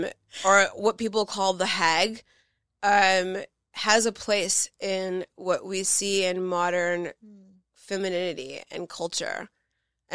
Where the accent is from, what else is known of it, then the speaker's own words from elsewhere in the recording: Los Angeles, California, United States; growing up in Los Angeles